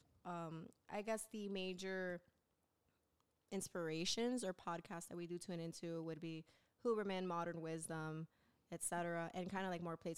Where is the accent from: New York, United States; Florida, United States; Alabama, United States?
Florida, United States; Miami; born and raised in Miami.